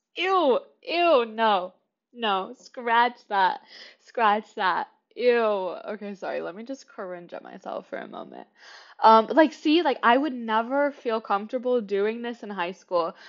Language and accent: English; Kansas City, Kansas, United States; moved away as an adult; now in New York City, United States; I was born and raised in Kansas City, Kansas, not Missouri